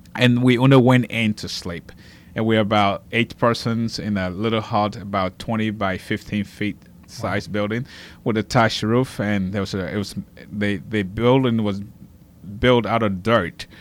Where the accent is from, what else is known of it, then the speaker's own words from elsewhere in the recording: Liberia; now in Lafayette, United States; I grew up doing in Liberia